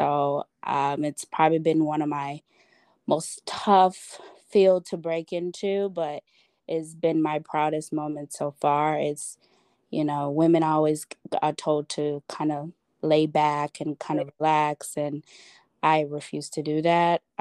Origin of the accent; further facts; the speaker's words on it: Chicago, Illinois, United States; now in Schaumburg, United States; I live in, I guess this would be Schaumburg, Illinois, or Chicago. And people hate when you say you're from Chicago and you don't live in Chicago, but I'm